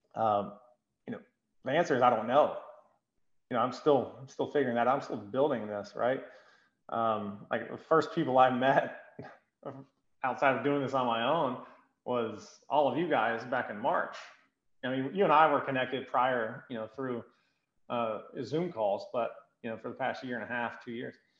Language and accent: English; Greenville, South Carolina, United States; I'm from Greenville